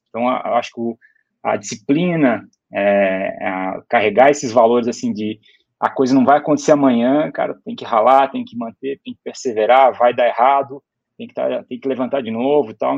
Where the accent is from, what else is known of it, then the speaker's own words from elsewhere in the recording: Brusque, Santa Catarina, Brazil; eu sou de uma cidade pequena, Brusque, ou como a gente fala aqui, Brusque